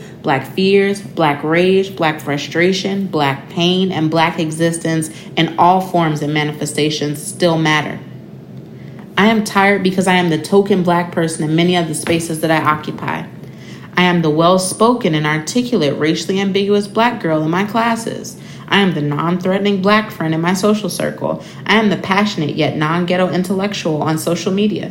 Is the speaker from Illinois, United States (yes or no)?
yes; Chicago, Illinois, United States; I am from the South Side of Chicago, born and bred.